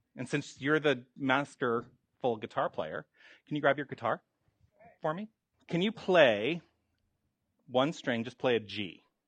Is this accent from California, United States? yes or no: no; Tucson, Arizona, United States; moved away as an adult; I was born and raised in Tucson, and then I went away for many decades, and then I've come back.